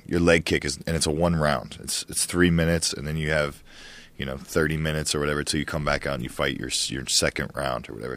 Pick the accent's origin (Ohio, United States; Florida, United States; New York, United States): Ohio, United States; I used to hunt all the time when I was growing up in Ohio